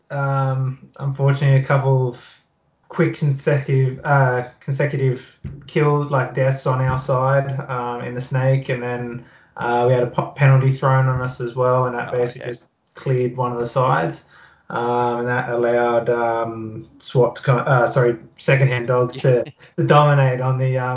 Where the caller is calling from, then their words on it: Campbelltown, New South Wales, Australia; but yeah, at home at uh, in Campbelltown